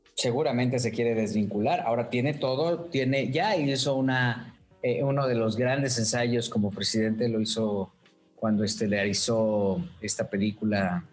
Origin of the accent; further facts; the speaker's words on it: Mexico; soy mexicano